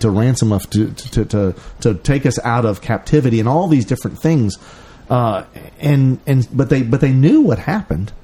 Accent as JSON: {"language": "English", "town": "Memphis", "region": "Tennessee", "country": "United States", "said": "Memphis, Tennessee, home of Elvis"}